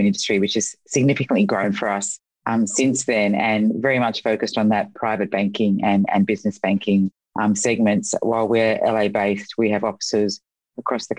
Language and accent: English; Sydney, New South Wales, Australia; now in Los Angeles, United States; I moved to Los Angeles for it and it feels a lot like home. I'm from Sydney